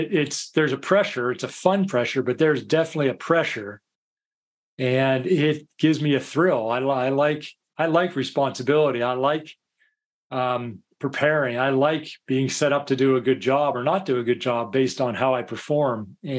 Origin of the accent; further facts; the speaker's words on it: United States; moved away as an adult; now in United Kingdom; I'm American. Obviously, this isn't a Scottish accent or anything